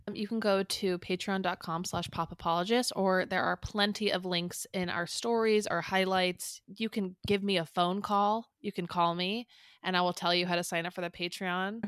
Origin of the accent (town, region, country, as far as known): San Clemente, California, United States; born or raised there